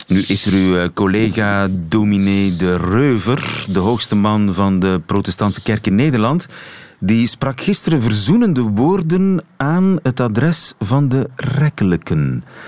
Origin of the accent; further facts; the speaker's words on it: Flanders, Belgium; mijn eh, Vlaamse identiteit